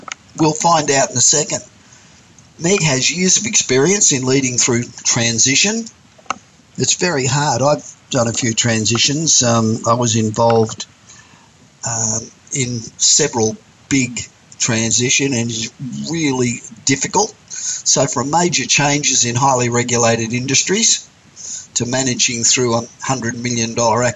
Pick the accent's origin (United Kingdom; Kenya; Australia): Australia; moved away as an adult; I grew up in Australia, and I grew up in the city